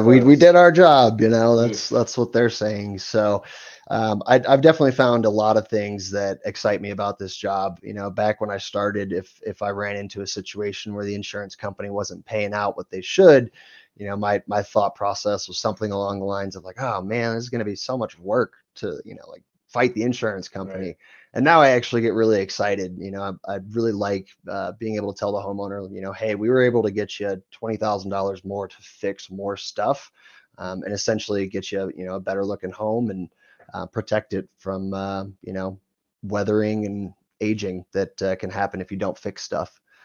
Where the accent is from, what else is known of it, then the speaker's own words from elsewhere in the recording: Ohio, United States; moved away as an adult; now in Denver, United States; I grew up in Ohio